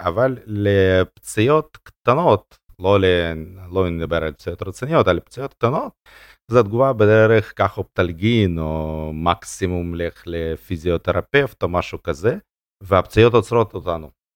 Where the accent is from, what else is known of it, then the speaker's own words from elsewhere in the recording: Russia; now in Israel; נולדתי ברוסיה ולא היה שם תנאים